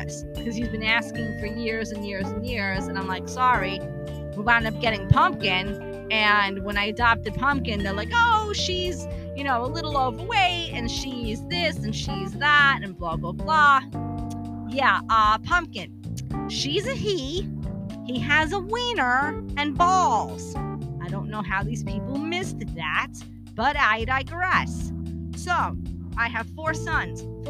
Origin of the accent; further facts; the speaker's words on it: New York City, New York, United States; I'm originally from Brooklyn. New York native